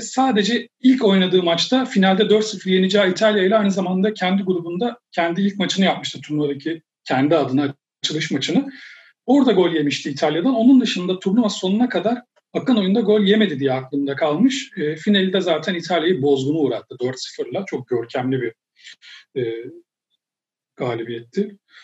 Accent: Turkey; ben yani Türk'üm

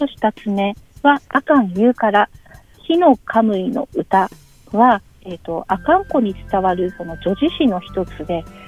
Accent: Rausu, Hokkaido, Japan; moved away; 出身は道東の羅臼町出身

